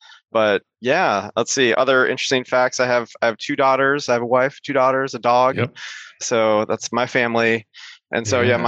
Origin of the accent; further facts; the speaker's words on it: Iowa City, Iowa, United States; also born or lived in Boston / Seattle; Like I live in Iowa City, the place I was born and raised, and my kids go to the school that I went to.